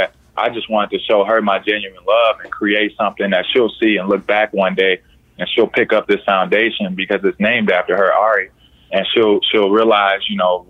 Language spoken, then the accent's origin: English; Indiana, United States; Born and raised in Indiana.